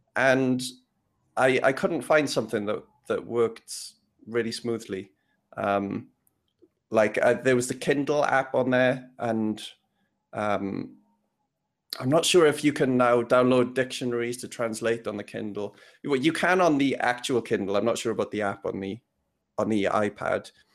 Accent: Wales, United Kingdom; moved away; also born or lived in London; I come from, I grew up in Wales

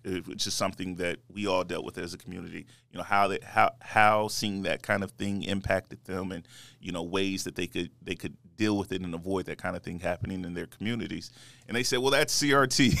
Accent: United States; I grew up in, um, in America

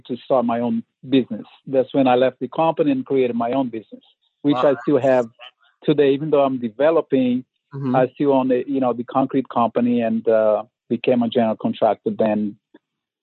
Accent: Brazil; moved away as an adult; now in Oakland, United States; I'm from originally from Brazil

